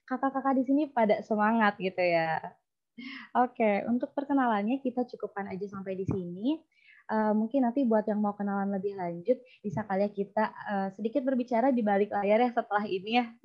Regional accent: Bogor, West Java, Indonesia; Saya merupakan brand ambassador IM Community Batch 1 dan saya berasal dari Kota Bogor.

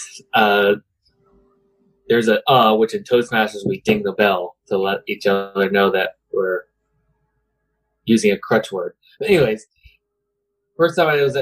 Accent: Tampa, Florida, United States; also born or lived in Plant City, Florida / Seffner, Florida; I was born here in Tampa, and I now live in Plant City

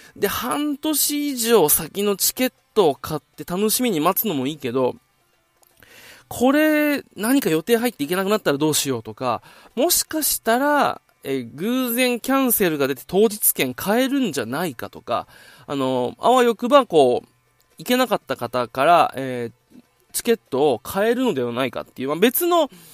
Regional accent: Okinawa, Japan; 地元沖縄から、今、東京に来ております

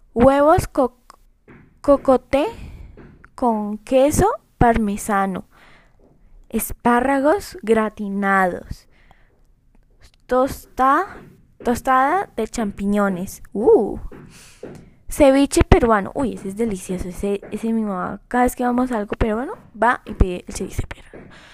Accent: Colombia; yo soy de Colombia

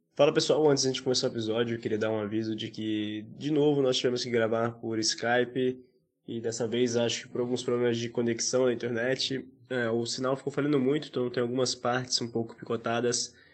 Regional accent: Espírito Santo, Brazil; also born or lived in Vila Velha; now in Santa Bárbara d'Oeste, Brazil; de onde eu vim, principalmente lá no Espírito Santo

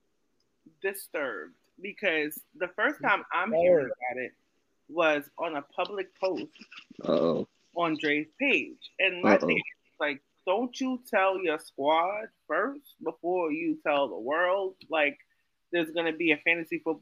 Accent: New York City, New York, United States; I grew up in Brownsville.

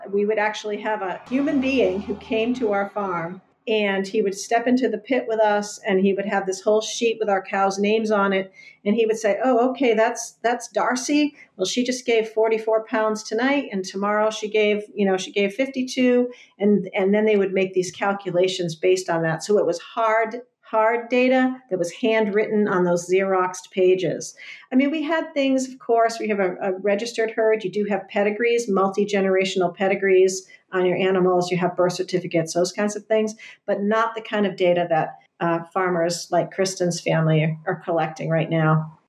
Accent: Westerly, Rhode Island, United States; now in Rowley, United States; I live in Rowley, Mass right now. I grew up in Westerly, Rhode Island

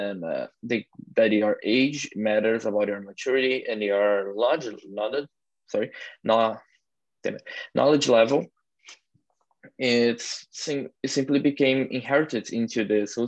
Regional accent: Brazil; moved away; I'm coming from Brazil

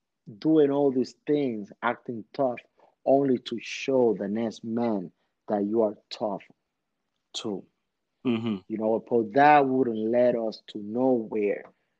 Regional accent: New York City, New York, United States; I remember, man, when I'm growing up in Washington Heights, man, with my Dominicans, it's like you have to be on your tippy toes with people.

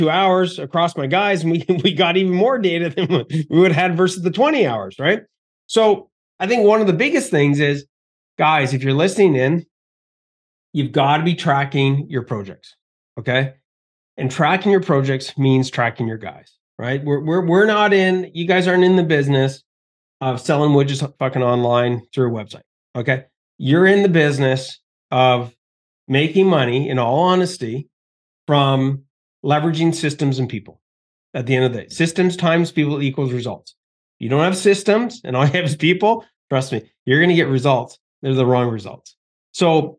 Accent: Canada; being Canadian

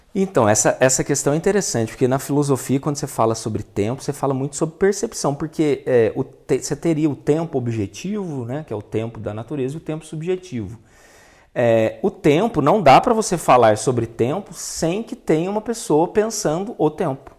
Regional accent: Itajubá, Minas Gerais, Brazil; na minha infância, lá em Itajubá

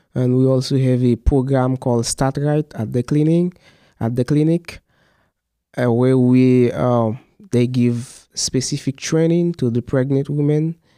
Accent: Mizak, Haiti; I'm from Mizak. Mizak is, uh, a small town. It is about three hours from Port-au-Prince. So this is where I grew up.

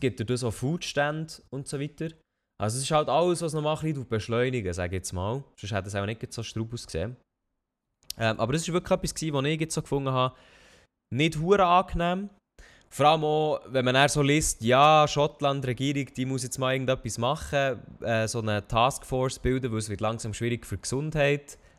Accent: Switzerland; in dem Dorf, wo ich aufgewachsen bin, das war halt recht gut mit dem Zug angeschlossen gewesen

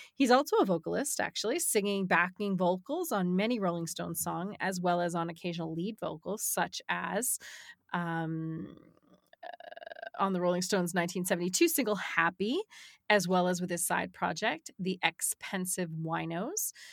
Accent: South Shore, Massachusetts, United States; I was from South

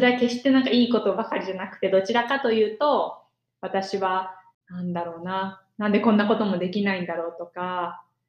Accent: Japan; moved away as an adult; 自分が生まれ育った日本社会

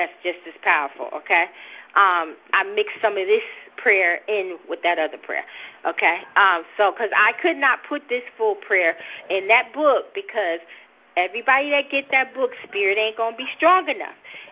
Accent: New Jersey, United States; I talk fast. I'm from Jersey.

